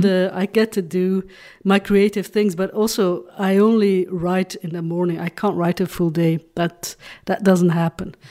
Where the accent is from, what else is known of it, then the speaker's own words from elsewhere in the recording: Flanders, Belgium; first language Dutch; English is a second language; also born or lived in Hong Kong; I'm from Belgium